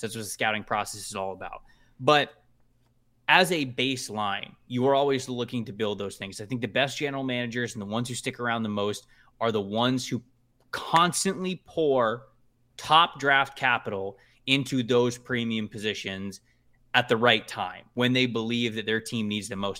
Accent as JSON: {"language": "English", "town": "Tampa", "region": "Florida", "country": "United States", "said": "I'm from Tampa"}